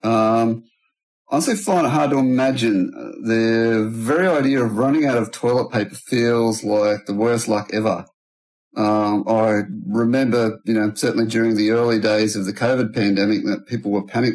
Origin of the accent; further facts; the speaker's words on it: Australia; I'm from Australia